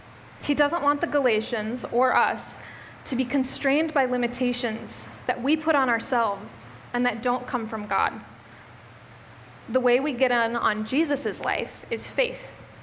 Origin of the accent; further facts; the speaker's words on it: Midwest, United States; now in Bellingham, United States; I moved to Bellingham from the Midwest, which I come from the area of the Midwest that has some hills